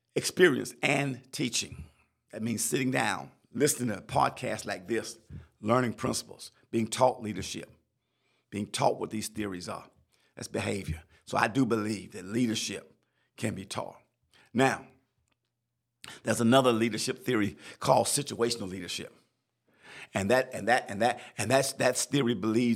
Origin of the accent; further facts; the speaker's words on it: South Carolina, United States; I'm from South Carolina